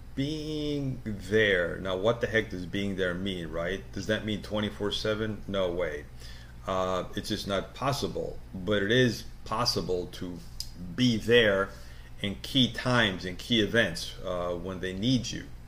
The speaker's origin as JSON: {"language": "English", "region": "New York", "country": "United States", "tie": "born or raised there", "also_born_or_lived": "South America"}